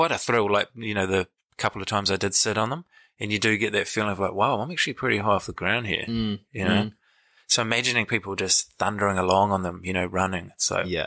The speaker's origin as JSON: {"language": "English", "town": "Christchurch", "region": "Canterbury", "country": "New Zealand", "tie": "born or raised there", "said": "Well, I come from Christchurch, or just on the outskirts, in a place called Halsall. Grew up on a hill, which is an important distinction when you come from Christchurch"}